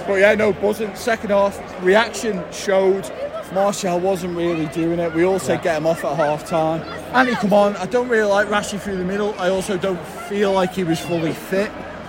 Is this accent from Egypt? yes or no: no; Isle of Man; The Isle of Man.